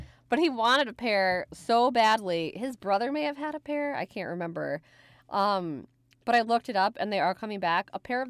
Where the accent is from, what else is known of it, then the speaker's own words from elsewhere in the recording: New York City, New York, United States; I grew up in the Bronx?